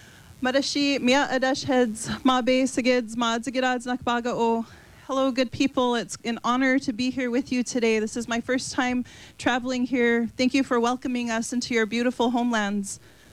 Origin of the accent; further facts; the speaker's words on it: Mandaree, North Dakota, United States; I'm from Mandaree, North Dakota, which is located on the Fort Berthold Indian Reservation.